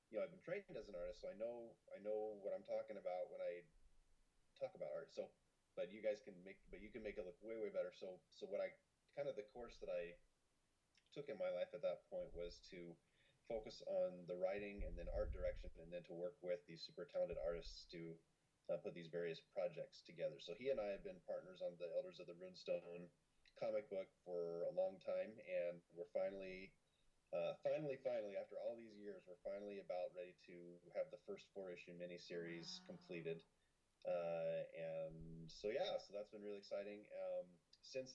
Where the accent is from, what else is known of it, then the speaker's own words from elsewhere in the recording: Salt Lake City, Utah, United States; I grew up in Salt Lake City, Utah, mostly